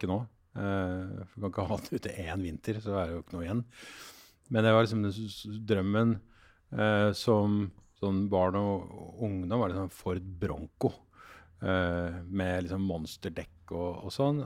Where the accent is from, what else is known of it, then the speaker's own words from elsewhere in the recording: Oslo, Norway; also born or lived in Denmark; jeg vokste opp på, på Tåsen